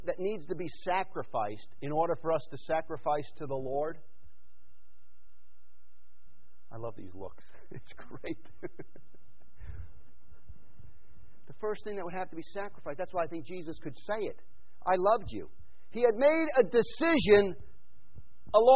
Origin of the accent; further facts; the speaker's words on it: New York, United States; moved away; I grew up in New York and then went to Vaughan